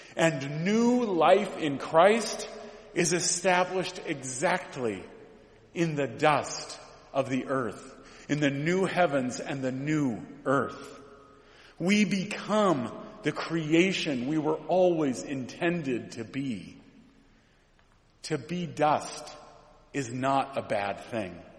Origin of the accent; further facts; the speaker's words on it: Mount Angel, Oregon, United States; I grew up in Mount Angel, Oregon